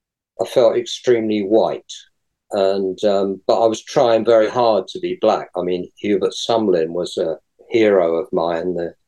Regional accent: London, United Kingdom; I'm from London, and it's all...

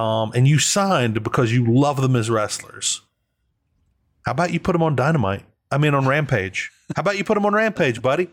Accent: New Orleans, Louisiana, United States; I'm from New Orleans

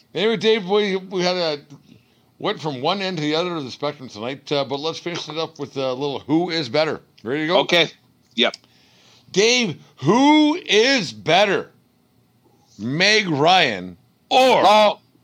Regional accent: Canada; as a Canadian

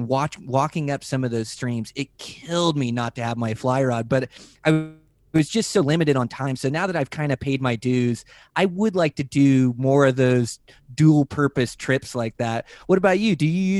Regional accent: Washington, United States; I grew up in the Western Washington and fishing the Olympic Peninsula and all these places. And I moved out west and fell in love with fly fishing.

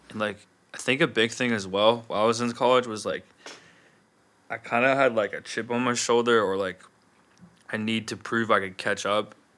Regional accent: Wyoming, United States; also born or lived in Chicago; I moved around from Chicago to Wyoming as, like, a really young kid.

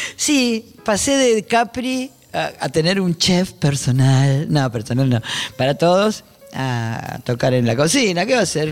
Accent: Buenos Aires, Argentina; accent: porteño; moved away as an adult; also born or lived in Spain; Yo siempre hablé argento y soy muy porteña hablando

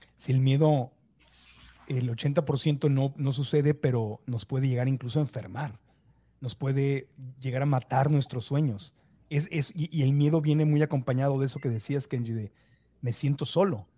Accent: Mexico; now in United States; yo crecí en México

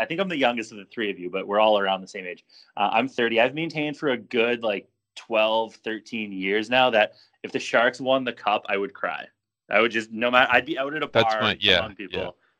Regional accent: Canada; As the Canadian here

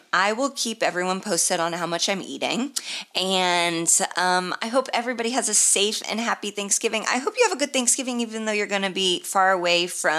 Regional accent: Indianapolis, Indiana, United States; moved away; It's obviously my hometown, Helium, in downtown Indianapolis.

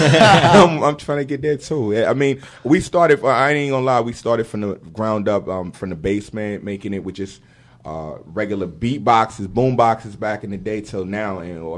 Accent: New York City, New York, United States; now in Elmira, United States; Originally, I'm from Brooklyn. I live upstate, Elmira, New York, in the building.

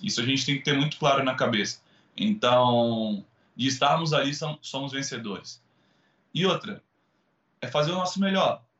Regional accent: Brazil; nós brasileiros

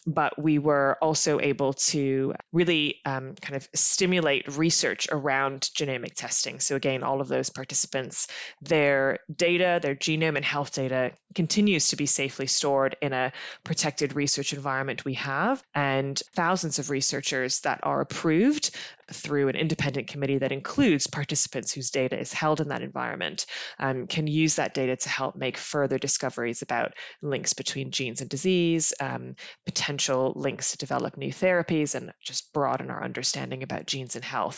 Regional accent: Canada; accent: North American; now in United Kingdom; my accent is from the, your side of the pond, uh, because I'm from Canada originally

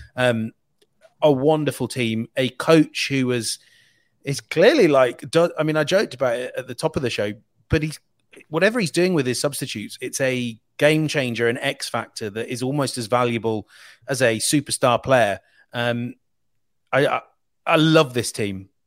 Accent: England, United Kingdom; I'm an Englishman

